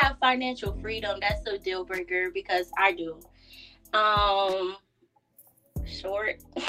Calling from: Orlando, Florida, United States; I'm calling from Orlando.

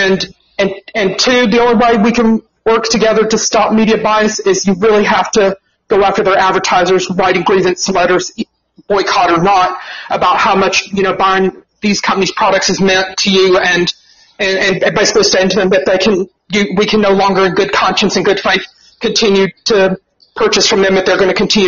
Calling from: Georgia, United States; I'm calling from Georgia. I live just right outside of Atlanta.

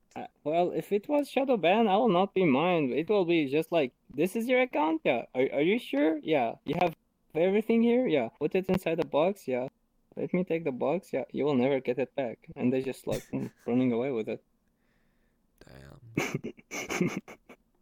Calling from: Germany; I'm calling you from Germany to America.

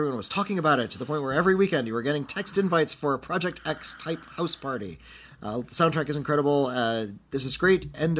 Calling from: Miami, Florida, United States; Hey, Bobby and Whitney. … from Miami.

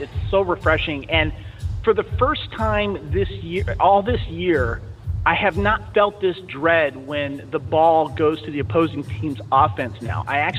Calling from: Santa Barbara, California, United States; Hey, guys, this is … Santa Barbara, California.

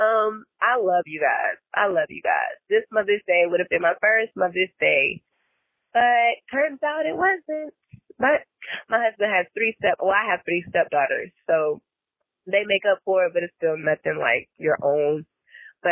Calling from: Greenville, South Carolina, United States; I'm calling from Greenville, South Carolina

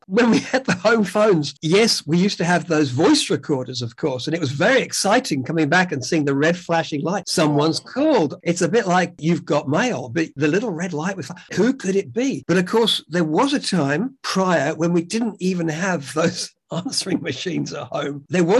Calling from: Sydney, New South Wales, Australia; I'm in the southern half of the planet. I'm calling from Sydney, Australia. We're in our winter.

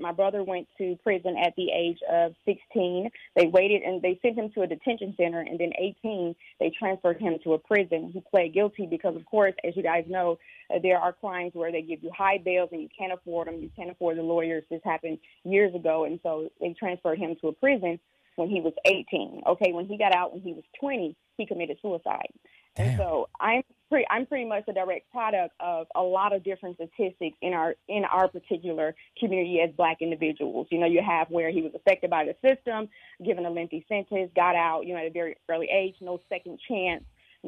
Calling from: Raleigh, North Carolina, United States; I'm calling from North Carolina.

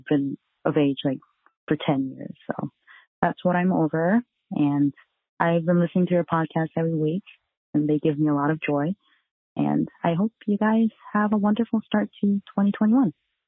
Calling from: South Korea; I'm calling from South Korea.

